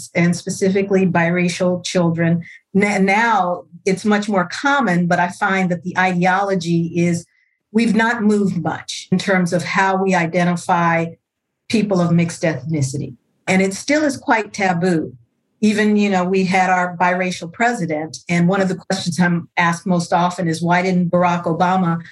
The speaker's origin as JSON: {"language": "English", "town": "Los Angeles", "region": "California", "country": "United States", "tie": "born or raised there", "said": "I'm born and raised in Los Angeles, California, what we now call South Central."}